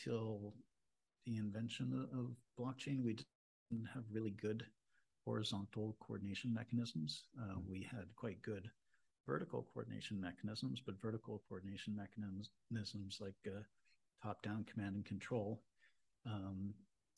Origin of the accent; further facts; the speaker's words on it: Toronto, Ontario, Canada; I'm from Toronto. I grew up in Toronto